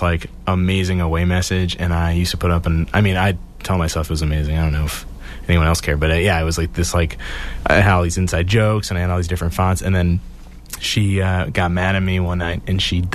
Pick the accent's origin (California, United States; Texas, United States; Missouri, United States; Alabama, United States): Missouri, United States; St. Louis; now in Boston, United States; I'm originally from St. Louis, Missouri, but I've been in Boston since 2008.